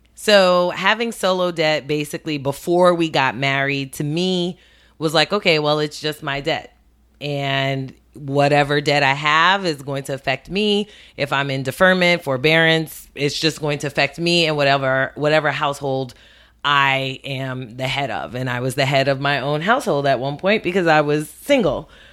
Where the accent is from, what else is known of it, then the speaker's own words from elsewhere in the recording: New York City, New York, United States; also born or lived in Westchester; spent most of my childhood in Brooklyn, um, grew up, um, in East New York